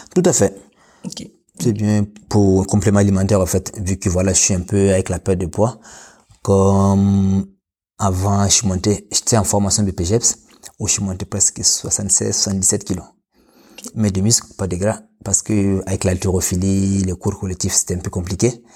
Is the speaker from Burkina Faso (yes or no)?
yes; Burkina Faso; moved away as an adult; now in France; je suis né au Burkina Faso